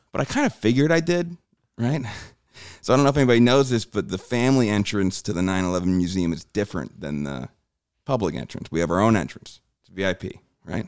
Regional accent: New Jersey, United States; moved away; also born or lived in New York City; growing up in Jersey, we'd take the train

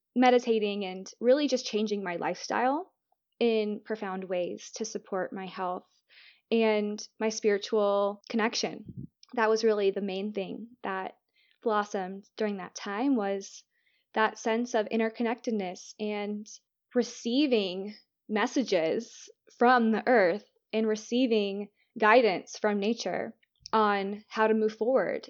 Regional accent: Florida, United States; moved away as an adult; now in London, United Kingdom; I'm from Florida.

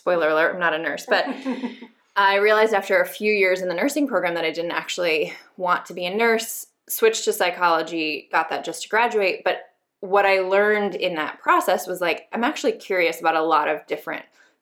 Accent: Denver, Colorado, United States; I am originally from Denver, Colorado, right outside of Denver.

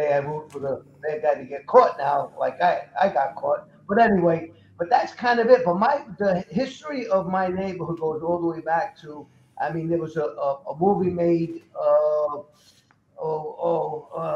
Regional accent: New York City, New York, United States; I come from Fulton and Rockaway also

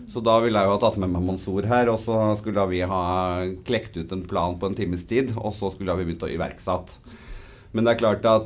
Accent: Snillfjorden, Trøndelag, Norway; Eh, og så er jeg trønder, men det hører man ikke før jeg eh, bestemmer meg for

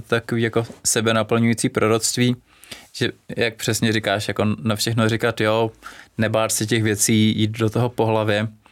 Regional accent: Czechia; u nás v Čechách

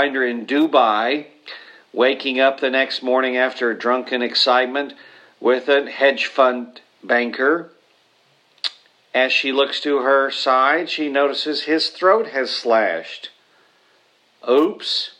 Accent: Oklahoma, United States; I'm from Oklahoma

